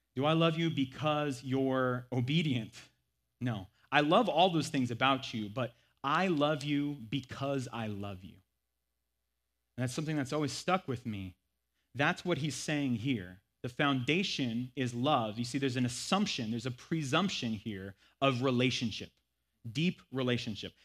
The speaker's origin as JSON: {"language": "English", "country": "United States", "accent": "thick American", "said": "my thick American accent"}